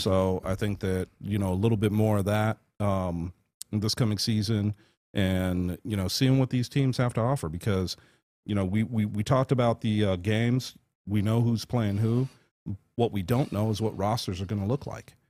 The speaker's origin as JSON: {"language": "English", "town": "Las Vegas", "region": "Nevada", "country": "United States", "tie": "born or raised there", "said": "Forty-four years in one place"}